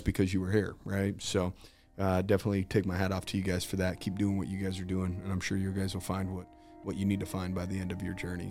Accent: Utah, United States; I'm from Utah, dude.

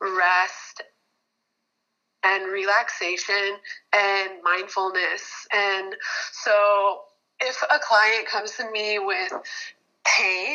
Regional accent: Michigan, United States; now in Hawaii, United States; I was born and raised in Michigan, really like traditional Midwestern family. And when I moved to Hawaii

